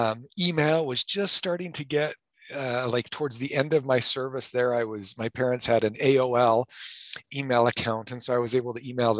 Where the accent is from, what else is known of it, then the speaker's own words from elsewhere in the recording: North Platte, Nebraska, United States; also born or lived in Haifa, Israel; I was born and raised in Western Nebraska